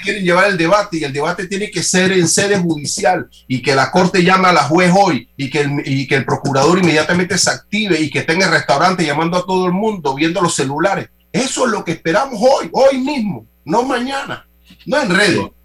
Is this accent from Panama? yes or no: yes; Panama; nosotros asumir como panameños